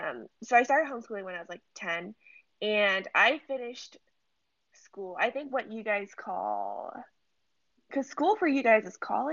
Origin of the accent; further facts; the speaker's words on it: San Francisco, California, United States; moved away; also born or lived in London / New York; I am born and raised in San Francisco, the Bay Area.